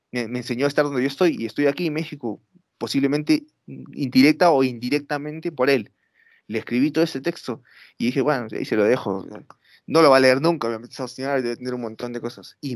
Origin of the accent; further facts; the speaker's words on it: Peru; obviamente soy un peruano que no sabe nada de nada, nunca he estado en Japón